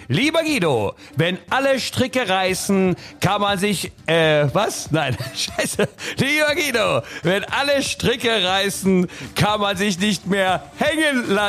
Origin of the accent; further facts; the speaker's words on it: Leipzig, Saxony, Germany; dessen ungeachtet freuen wir uns natürlich als Leipziger für die äh, Kolleginnen und Kollegen ähm, vom Kotterweg.